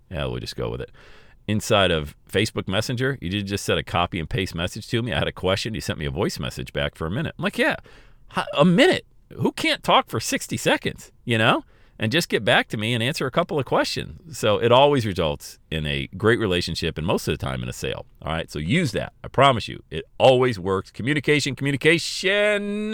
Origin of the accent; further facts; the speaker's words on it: Bradford, Pennsylvania, United States; I grew up on Elm Street in Bradford, P